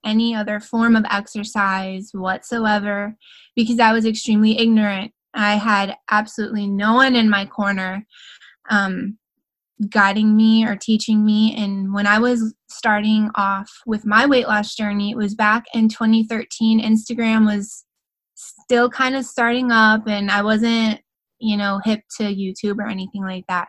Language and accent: English; Grand Rapids, Michigan, United States; moved away as an adult; now in Alexandria, United States; I'm actually from Grand Rapids, Michigan